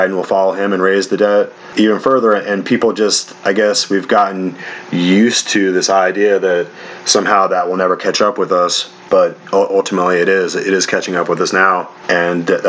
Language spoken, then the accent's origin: English; United States; as the American people